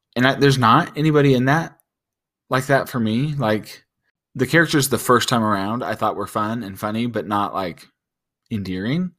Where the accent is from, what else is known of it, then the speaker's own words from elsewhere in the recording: United States; we're all American